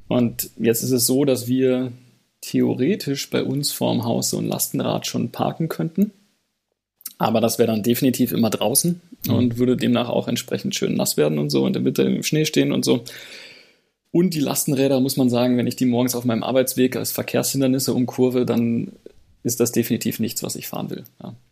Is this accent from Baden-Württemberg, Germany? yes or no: yes; Radolfzell, Baden-Württemberg, Germany; aus meiner Heimatstadt Radolfzell am Bodensee